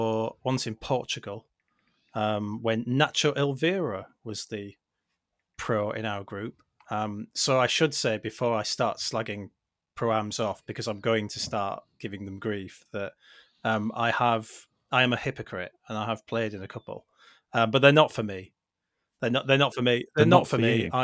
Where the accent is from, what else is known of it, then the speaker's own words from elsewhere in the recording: Billingham, North East England, United Kingdom; I was brought up in Billingham.